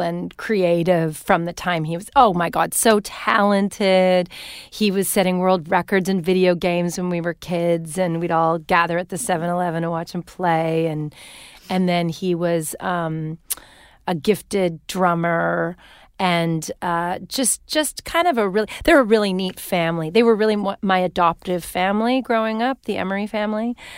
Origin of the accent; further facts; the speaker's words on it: Winnipeg, Manitoba, Canada; moved away as an adult; now in California, United States; my hometown of Winnipeg